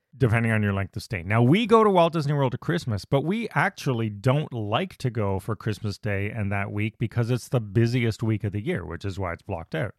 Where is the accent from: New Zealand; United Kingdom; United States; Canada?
Canada; being Canadian, our Thanksgiving's actually in October